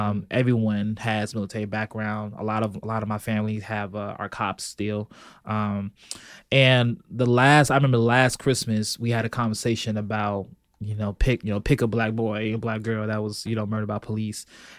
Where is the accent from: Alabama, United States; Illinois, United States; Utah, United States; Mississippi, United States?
Illinois, United States; Chicago; also born or lived in Belgium / California; So I was born in Belgium, military family. So we hopped around a lot, California. But mostly it's been Chicago. Mostly it's been Southside, particularly 93rd and King Drive.